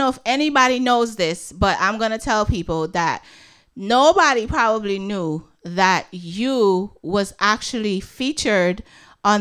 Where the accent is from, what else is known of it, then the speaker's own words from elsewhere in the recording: Guyana; moved away; When I was a little girl, because I was born in Guyana